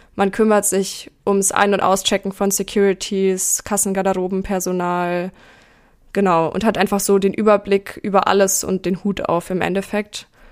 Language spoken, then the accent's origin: German; near Nuremberg, Bavaria, Germany; ich bin in der Nähe von Nürnberg aufgewachsen